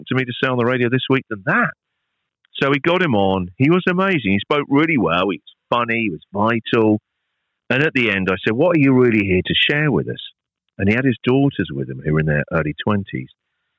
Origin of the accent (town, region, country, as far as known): United Kingdom; moved away as an adult; now in Australia